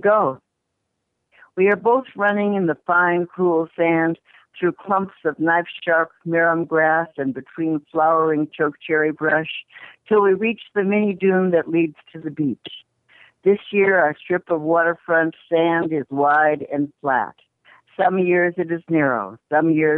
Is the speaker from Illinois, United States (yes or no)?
yes; Chicago, Illinois, United States; moved away; I grew up in Chicago